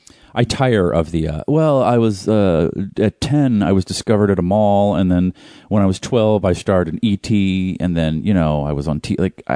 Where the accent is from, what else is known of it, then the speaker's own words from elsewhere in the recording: Boston, Massachusetts, United States; as a Bostonian